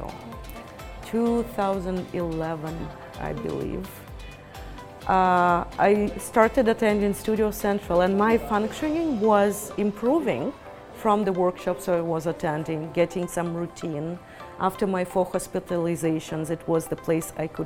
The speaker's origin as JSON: {"language": "English", "country": "Ukraine", "tie": "born or raised there", "also_born_or_lived": "Israel", "moved": "yes", "lives_now": "Canada", "said": "I grew up in Ukraine and I lived in Israel for many years, and I moved to Canada"}